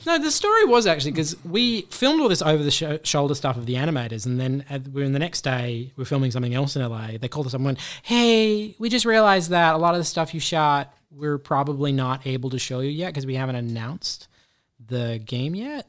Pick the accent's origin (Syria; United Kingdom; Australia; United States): Australia; being an Australian in the U S